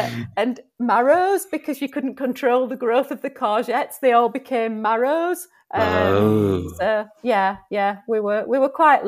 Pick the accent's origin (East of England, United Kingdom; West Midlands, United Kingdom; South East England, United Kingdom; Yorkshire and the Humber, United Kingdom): Yorkshire and the Humber, United Kingdom; Huddersfield; And I'm from a town called Huddersfield.